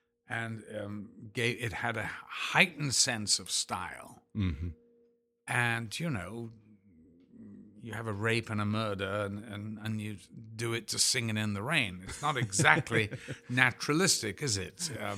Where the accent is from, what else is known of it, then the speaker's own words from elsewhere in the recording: Liverpool, North West England, United Kingdom; You know, I'm from Liverpool, for God's sake.